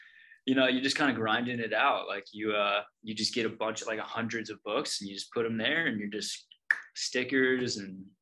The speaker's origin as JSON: {"language": "English", "region": "East Coast", "country": "United States", "also_born_or_lived": "Oregon", "said": "Now that I'm back on the East Coast, I'm actually from the East Coast"}